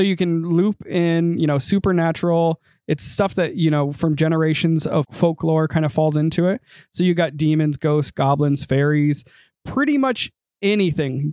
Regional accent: United States; accent: American; my blood may partially be Japanese, my tongue is very American

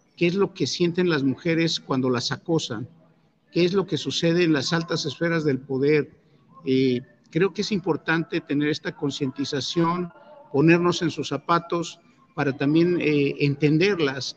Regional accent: Mexico; tenemos esa habilidad los mexicanos

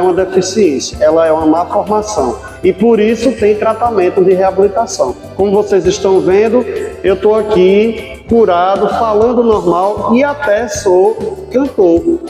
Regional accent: Natal, Rio Grande do Norte, Brazil; now in Currais Novos, Brazil; eu sou natural de Natal, mas moro aqui no Seridó, eu moro em Currais Novos

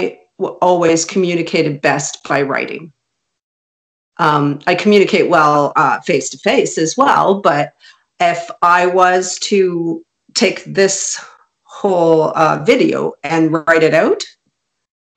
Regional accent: Canada; first language Hungarian; English is a second language; My first language was Hungarian. And my parents were both landed immigrants in Canada, and they raised me in a very European Hungarian household

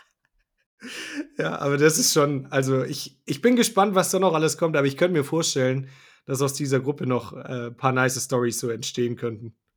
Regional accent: Swabia, Germany; bin ja auch Schwabe

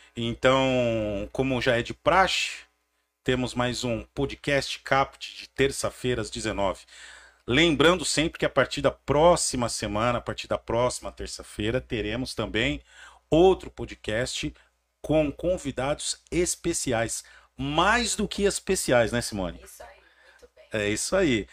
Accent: Santo André, São Paulo, Brazil; sou nascido e criado ali na Vila Merotom, em Santo André

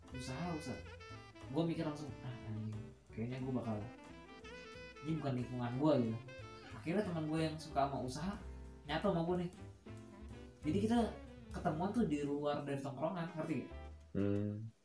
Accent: Semarang, Central Java, Indonesia; gue kan asli Semarang aslinya

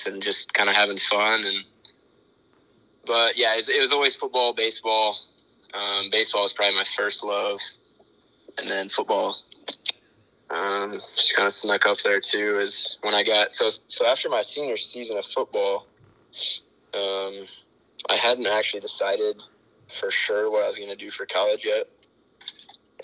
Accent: Sioux Center, Iowa, United States; moved away as an adult; now in Elkhorn, United States; I grew up in Sioux Center, lived there my whole life.

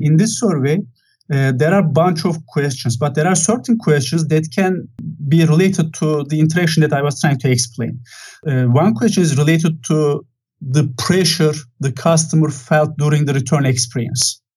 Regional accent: Turkey; moved away as an adult; now in Santa Clara, United States; So originally, I'm from Turkey. I have spent quite a lot of time in Turkey

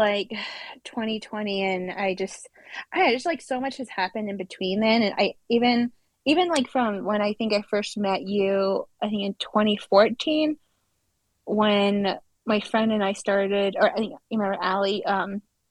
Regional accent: New Mexico, United States; I am from Minahazan, New Mexico. Grew up here and raised here

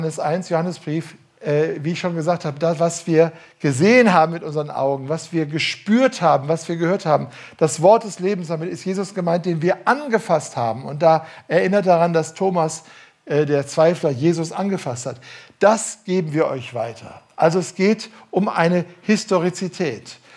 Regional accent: Duisburg, North Rhine-Westphalia, Germany; weil ich bin ganz äh, in der Landeskirche aufgewachsen und das war bei uns in Duisburg, das habe ich schon als Kind gehört.

